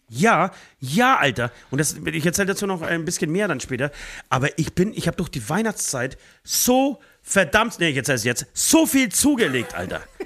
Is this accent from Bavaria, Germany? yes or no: yes; Speichersdorf, Bavaria, Germany; das ist ein kleines Dorf außerhalb von Speichersdorf, da wo ich herkomme